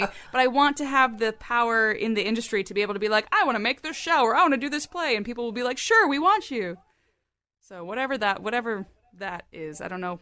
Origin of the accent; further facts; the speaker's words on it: Germany; moved away; I was born in Germany